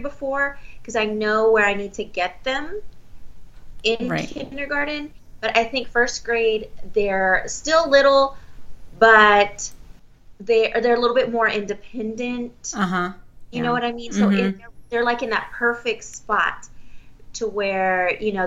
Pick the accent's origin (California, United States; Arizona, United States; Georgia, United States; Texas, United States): Texas, United States; first language Spanish; English is a second language; I am a native Spanish speaker, but it's something that I lost to the Texas public education system